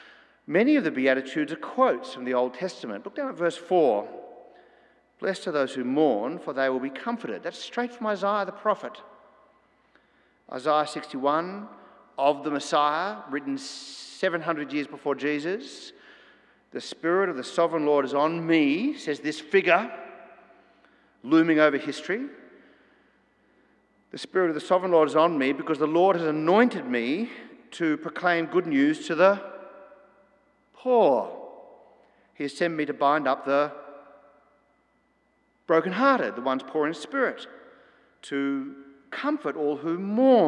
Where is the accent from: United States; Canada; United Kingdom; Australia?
Australia